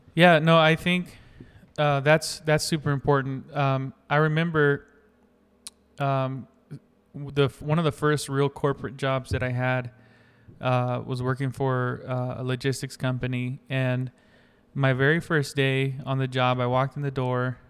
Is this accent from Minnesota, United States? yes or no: no; North Carolina, United States; I grew up in North Carolina